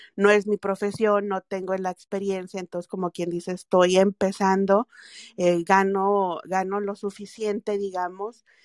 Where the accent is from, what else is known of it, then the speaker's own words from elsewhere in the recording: Mexico; moved away as an adult; now in United States; soy mexicana